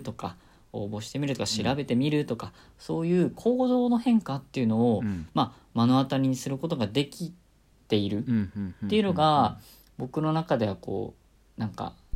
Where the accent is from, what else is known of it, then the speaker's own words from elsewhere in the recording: Nagoya, Aichi, Japan; moved away; 出身は名古屋で生まれました。で、大学までずっと名古屋にいて、まあ、生粋の名古屋生まれ、名古屋育ち